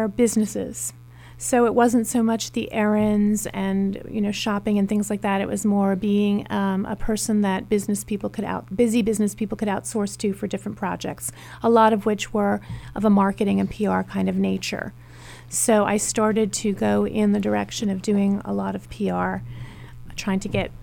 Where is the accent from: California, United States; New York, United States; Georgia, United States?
New York, United States; Long Island; moved away as an adult; also born or lived in Brooklyn, New York / Albany, New York / Manhattan; now in Philadelphia, United States; I grew up in Long Island, born in Brooklyn, New York, grew up in Long Island